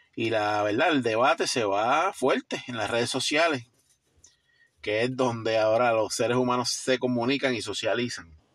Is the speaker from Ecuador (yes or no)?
no; Puerto Rico; somos puertorriqueños, estamos aquí